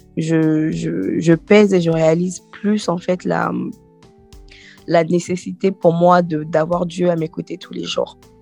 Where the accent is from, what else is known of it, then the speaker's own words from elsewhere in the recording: Côte d’Ivoire; moved away as an adult; now in France; Je viens de, de la Côte d'Ivoire